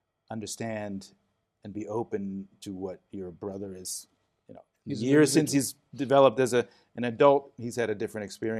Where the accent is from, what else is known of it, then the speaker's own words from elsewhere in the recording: Philadelphia, Pennsylvania, United States; also born or lived in Chicago; we moved from Chicago to Philadelphia. I was born right downtown in the middle of Chicago. So, city boy from the beginning.